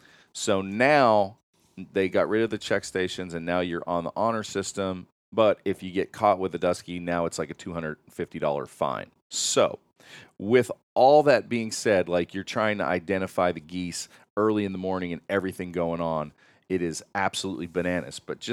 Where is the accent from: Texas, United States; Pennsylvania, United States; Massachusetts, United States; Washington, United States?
Pennsylvania, United States; Listen, I love shooting big honkers. I grew up in Pennsylvania.